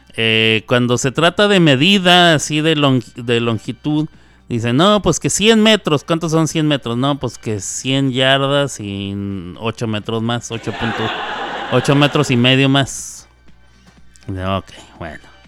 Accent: Chihuahua, Mexico; En Chihuahua, de donde yo soy, cuando uno dice voy a almorzar, se está refiriendo a desayunar.

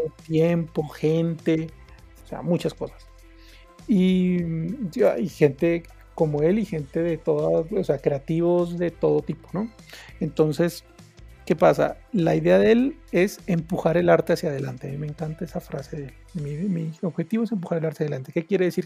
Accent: Pasto, Nariño, Colombia; soy de Pasto

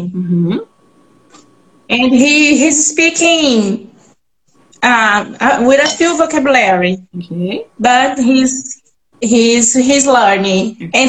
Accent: Belo Horizonte, Minas Gerais, Brazil; now in Juiz de Fora, Brazil; eu moro em Juiz de Fora, tenho 10 anos, sou de Belo Horizonte.

